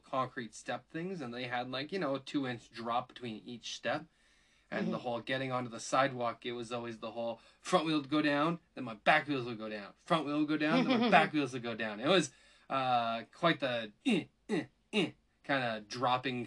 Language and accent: English; Canada; I said Z, I'm Canadian